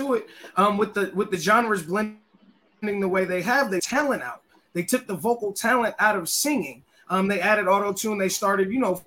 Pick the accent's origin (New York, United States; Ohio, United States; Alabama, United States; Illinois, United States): Illinois, United States; I'm actually Midwest myself, Illinois boy